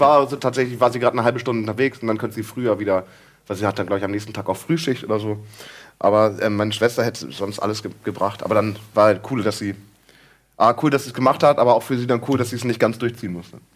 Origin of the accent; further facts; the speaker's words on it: Friesland, Lower Saxony, Germany; also born or lived in Münster; now in Hamburg, Germany; ich komme aus, aus Friesland und dann, äh, nächste Station war Münster und jetzt Hamburg.